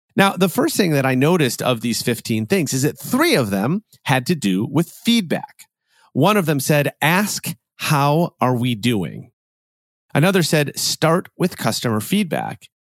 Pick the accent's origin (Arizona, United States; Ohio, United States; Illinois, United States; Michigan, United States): Illinois, United States; Chicago; I'm a Chicagoan